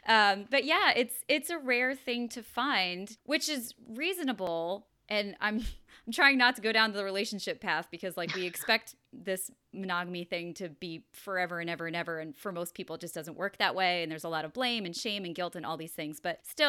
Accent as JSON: {"language": "English", "region": "New York", "country": "United States", "tie": "born or raised there", "said": "I grew up in New York and I don't know if I don't think it's necessarily a New York LA thing"}